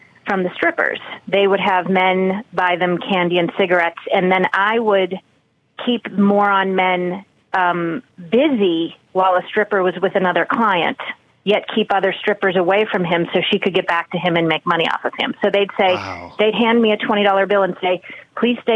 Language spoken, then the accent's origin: English; Revere, Massachusetts, United States; moved away as an adult; also born or lived in New York; now in Los Angeles, United States; I was born in Revere, Massachusetts, land of very big hair and Guidos and Guidettes